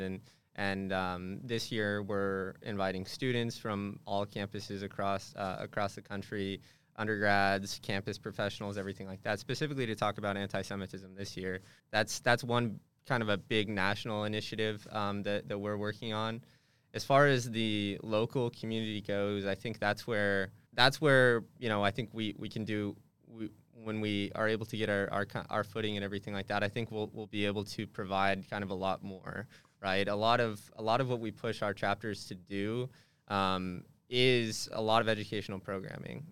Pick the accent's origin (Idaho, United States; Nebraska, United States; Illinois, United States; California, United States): California, United States; Hemet; moved away as an adult; also born or lived in Santa Barbara; I'm from a little, little town in Southern California called Hammett, California.